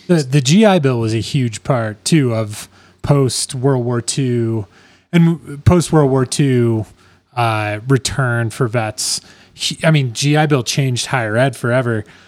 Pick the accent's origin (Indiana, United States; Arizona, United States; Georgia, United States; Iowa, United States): Iowa, United States; I'm from Iowa